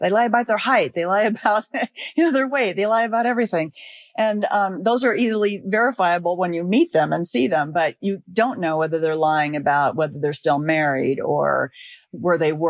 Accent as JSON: {"language": "English", "town": "Los Angeles", "region": "California", "country": "United States", "said": "I'm from Los Angeles"}